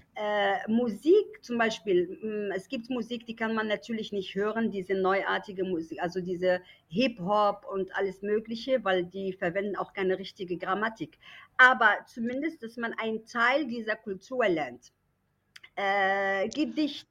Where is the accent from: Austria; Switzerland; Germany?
Germany; moved away as an adult; now in Morocco; ich bin da aufgewachsen, ich habe über 20 Jahre in Deutschland gelebt und dann war irgendwann die Idee, doch nach Marokko zurück.